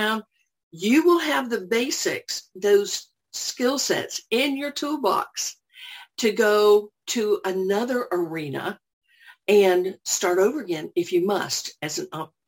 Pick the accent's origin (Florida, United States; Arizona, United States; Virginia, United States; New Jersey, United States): Florida, United States; Orlando; moved away as an adult; now in Johns Creek, United States; I'm originally from Orlando